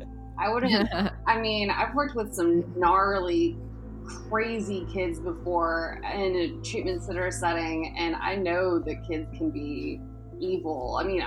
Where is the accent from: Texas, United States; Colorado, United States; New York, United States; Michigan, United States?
Texas, United States; Dallas; now in Austin, United States; I'm from Dallas, not Abilene